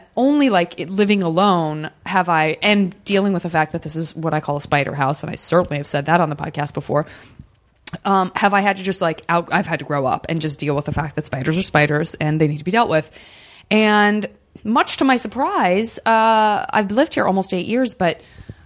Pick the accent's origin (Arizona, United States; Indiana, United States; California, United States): Arizona, United States; moved away; Growing up in Arizona, there's plenty of black widows in Arizona